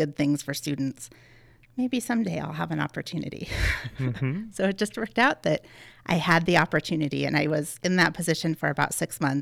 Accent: Helena Valley, Montana, United States; we grew up out in the Helena Valley, and my whole family is very into horses.

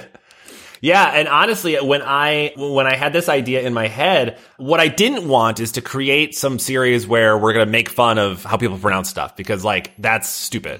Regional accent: Midwest, United States; now in Boston, United States; I'm from the Midwest

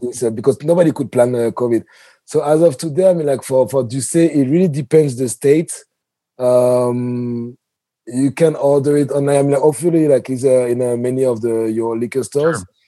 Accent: Paris, Île-de-France, France; moved away as an adult; now in New York, United States; I come from Europe and Paris especially, so we have like the culture of terraces.

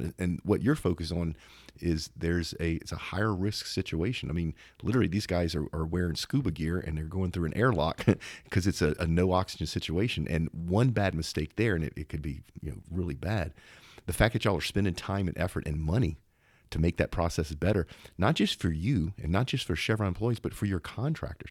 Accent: Zachary, Louisiana, United States; not too far from where I grew up in Zachary, Louisiana

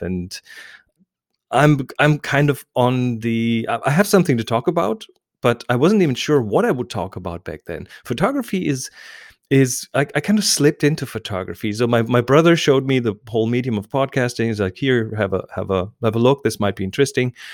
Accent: Germany; English is a second language; I'm German

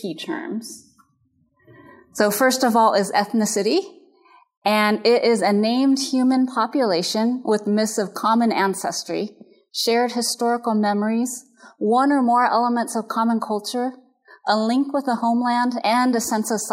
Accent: United States; My personal background is Japanese American, and I'm considered a Yonsei, which is fourth generation

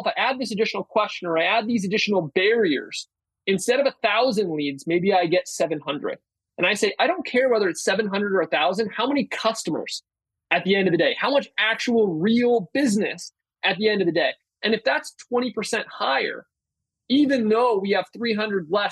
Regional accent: Berkeley, California, United States; I am from Berkeley

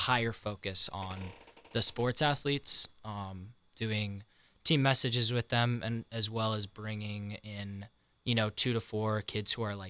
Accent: Colorado Springs, Colorado, United States; moved away as an adult; now in Columbus, United States; I'm from Colorado Springs originally.

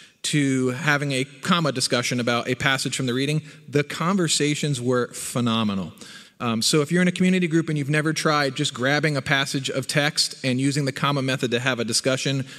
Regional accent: New Jersey, United States; moved away; I was born in North Jersey, right across the river from Manhattan. Grew up in the Northeast

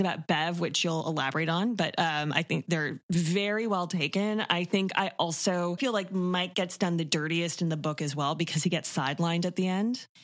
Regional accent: Toronto, Ontario, Canada; I'm born and raised in Toronto

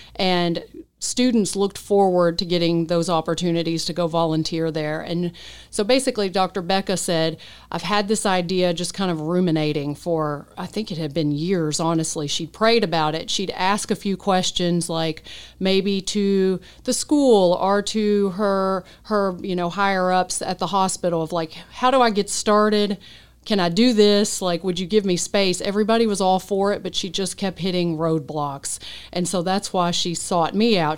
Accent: Henderson, United States; moved away as an adult; Henderson's my hometown. Grew up here, born and raised.

